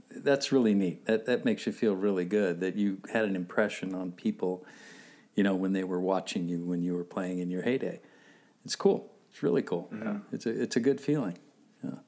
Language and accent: English; Southern California, United States; growing up here in Southern California